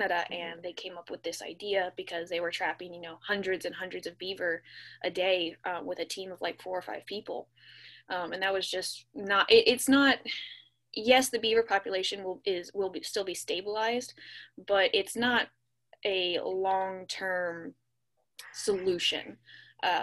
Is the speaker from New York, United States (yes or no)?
no; California, United States; growing up in California, I grew up in a desert bowl